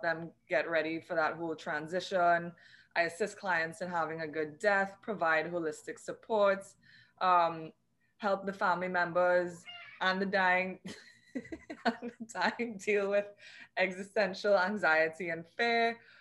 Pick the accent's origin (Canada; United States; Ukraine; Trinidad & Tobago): Trinidad & Tobago; I'm from the Twin Island Republic of Trinidad and Tobago